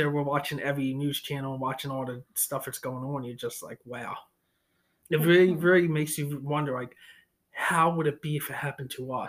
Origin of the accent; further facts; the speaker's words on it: United States; speaking as an American